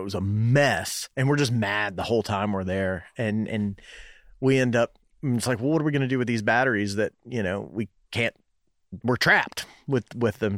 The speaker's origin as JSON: {"language": "English", "town": "Knoxville", "region": "Tennessee", "country": "United States", "tie": "born or raised there", "said": "growing up in West Knoxville"}